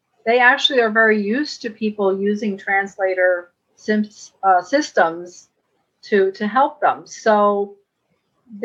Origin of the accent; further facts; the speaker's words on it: New York City, New York, United States; I grew up in a very, you know, Latino community, Washington Heights